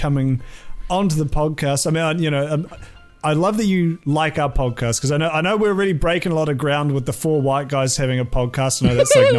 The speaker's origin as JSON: {"language": "English", "country": "New Zealand", "said": "as a Kiwi"}